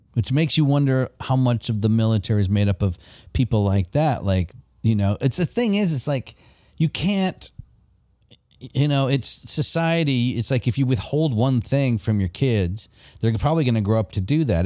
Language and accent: English; Michigan, United States; moved away; I grew up in Michigan